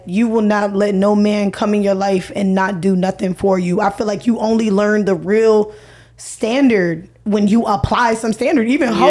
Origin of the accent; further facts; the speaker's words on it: Jacksonville, Florida, United States; Okay, so I'm from Jacksonville, Florida, of course.